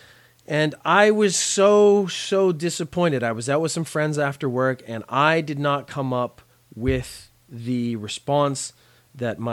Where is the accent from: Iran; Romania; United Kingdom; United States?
United Kingdom; Belfast, Northern Ireland; I have an Irish background. I was born in Belfast a long, long time ago